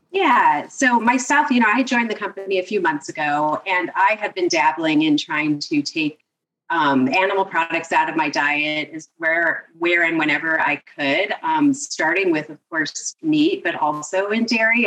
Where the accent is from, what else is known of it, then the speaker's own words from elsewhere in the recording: Seattle, Washington, United States; moved away as an adult; also born or lived in northern New Jersey / India; now in New Jersey, United States; I'm originally from Seattle I was born and raised in Seattle